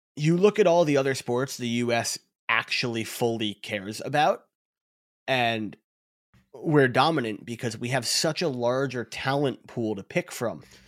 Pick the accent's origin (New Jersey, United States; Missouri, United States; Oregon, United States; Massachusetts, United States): New Jersey, United States; I'm from Jersey